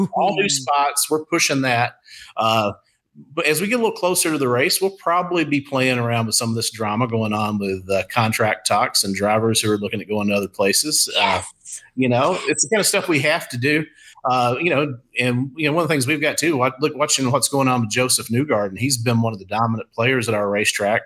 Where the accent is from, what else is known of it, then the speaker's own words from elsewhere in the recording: Eastern Kentucky, United States; moved away as an adult; now in St. Louis, United States; Eastern Kentucky, that was my hometown. That was my neighborhood.